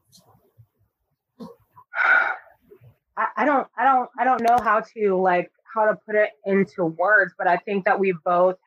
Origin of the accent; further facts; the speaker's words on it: Florida, United States; I'm from Florida